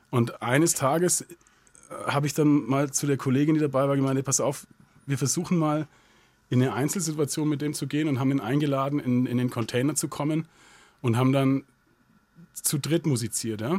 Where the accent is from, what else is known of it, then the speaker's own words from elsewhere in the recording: Southern Germany, Germany; Also es ist ja ein katholischer Gottesdienst und ich bin als Protestantenkind in Süddeutschland groß geworden.